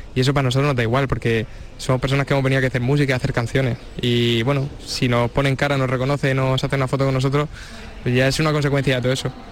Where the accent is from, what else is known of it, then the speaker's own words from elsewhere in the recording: Cartagena, Region of Murcia, Spain; somos chavales de Cartagena, y, tampoco que hubiéramos salido mucho de ahí